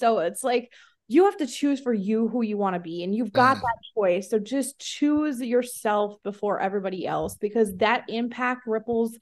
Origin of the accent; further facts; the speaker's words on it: Iowa, United States; my hometown is a town of 347 people in Iowa